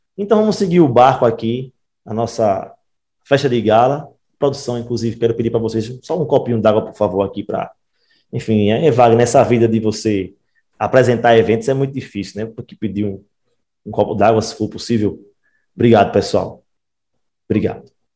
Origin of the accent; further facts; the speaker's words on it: Recife, Pernambuco, Brazil; Eu e Wagner Samento somos do Recife